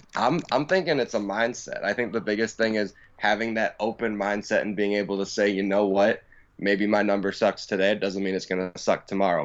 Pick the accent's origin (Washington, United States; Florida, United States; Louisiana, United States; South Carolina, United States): Florida, United States; Tampa; from Tampa, Florida.